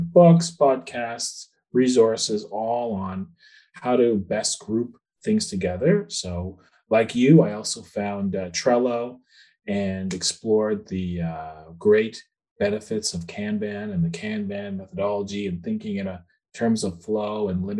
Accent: Nova Scotia, Canada; now in Ottawa, Canada; I'm from Nova Scotia, but I live in Ottawa now.

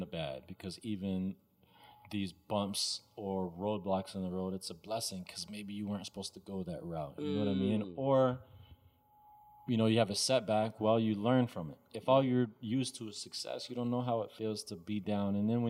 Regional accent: Texas, United States; also born or lived in Egypt / Arkansas / Minnesota; I was born in Egypt, grew up in Texas, and moved to Arkansas, and then Minnesota.

